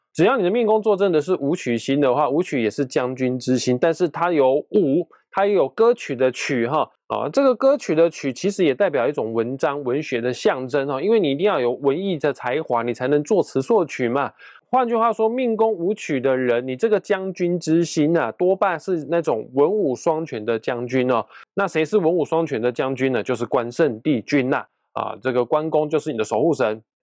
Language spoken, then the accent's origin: Chinese; Kaohsiung, Taiwan; 因为我是高雄人啊，高雄莲池潭的龙虎塔对面就是保生大帝庙，只要凡是我家人哦，有身体健康的问题的话，我一定会去莲池潭对面那间保生大帝庙去拜拜哦，那个地方我很熟啊